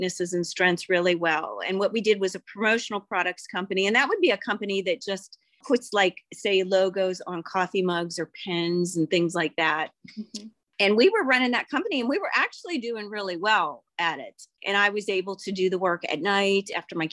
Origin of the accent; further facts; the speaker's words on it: Bethel Park, Pennsylvania, United States; I grew up in Bethel Park